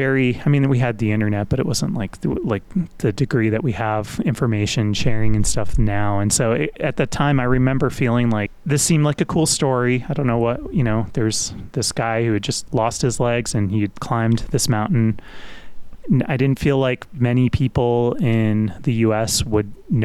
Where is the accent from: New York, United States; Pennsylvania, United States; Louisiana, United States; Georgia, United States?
New York, United States; Westchester County; also born or lived in Brooklyn, New York; I was born in Brooklyn and lived in a couple different towns in Westchester County, kind of in grade school.